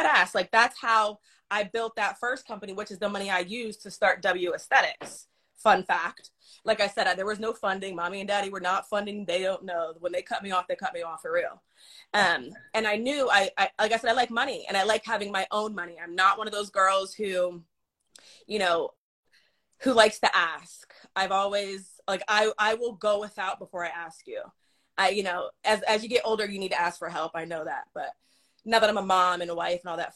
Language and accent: English; New York, United States; moved away; I'm a New Yorker